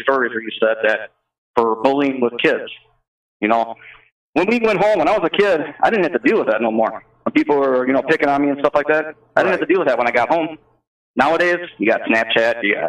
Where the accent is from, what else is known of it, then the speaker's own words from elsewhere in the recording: Wisconsin, United States; I'm from Wisconsin, so I deal with mostly Madison because that's the area I live